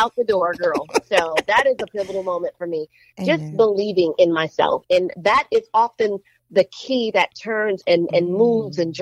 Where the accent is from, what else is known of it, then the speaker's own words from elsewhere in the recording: New Orleans, Louisiana, United States; I'm from New Orleans